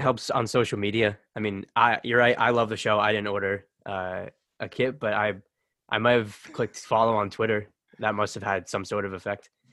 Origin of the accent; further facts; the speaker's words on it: United States; being American